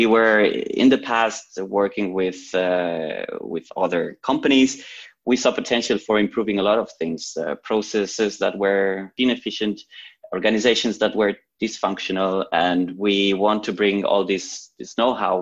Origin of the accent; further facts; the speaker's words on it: Barcelona, Catalonia, Spain; moved away as an adult; now in Zurich, Switzerland; So I'm originally from Barcelona, but many years ago I moved to Switzerland for my studies